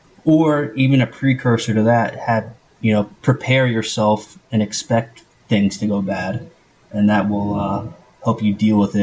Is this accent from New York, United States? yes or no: no; New Jersey, United States; Yeah, that's my mailing address was actually Hackettstown, but I lived in Morris County.